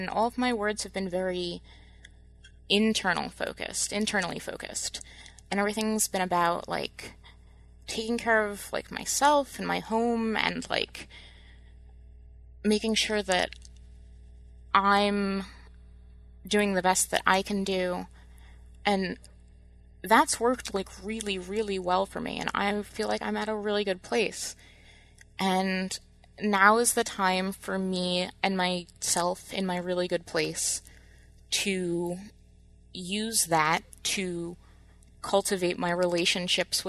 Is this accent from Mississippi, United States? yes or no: no; New Jersey, United States; moved away as an adult; now in Michigan, United States; growing up in New Jersey